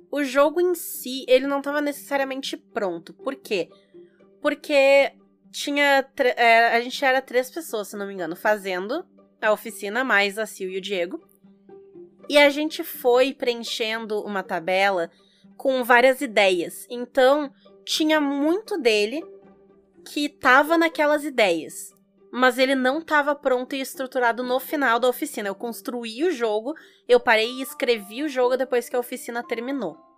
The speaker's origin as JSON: {"language": "Portuguese", "region": "South Region", "country": "Brazil"}